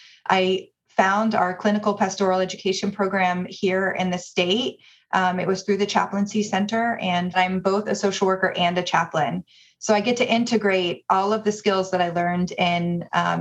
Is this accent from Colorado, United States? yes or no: no; Dallas, Texas, United States; moved away as an adult; also born or lived in Michigan; now in Providence, United States; I am originally from Dallas, Texas, born and raised, and moved here after I finished my graduate studies at the University of Michigan